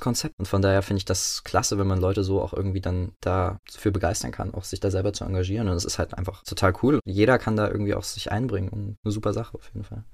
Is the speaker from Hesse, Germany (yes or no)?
no; Leipzig, Saxony, Germany; moved away as an adult; now in Mainz, Germany; In Leipzig-Möckern bin ich zur Schule gegangen, bin in Gohlis aufgewachsen